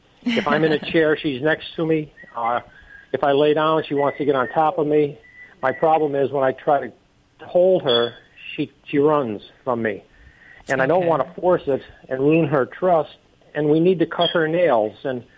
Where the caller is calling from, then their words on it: Reading, Pennsylvania, United States; Reading, Pennsylvania.